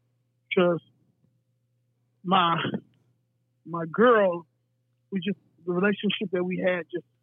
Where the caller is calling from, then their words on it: El Paso, Texas, United States; I'm calling from El Paso, Texas.